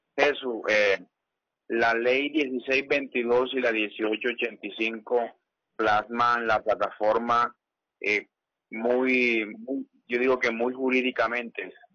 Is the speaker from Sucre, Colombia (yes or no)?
yes; Sincé, Sucre, Colombia; Yo soy del corregimiento de Granada.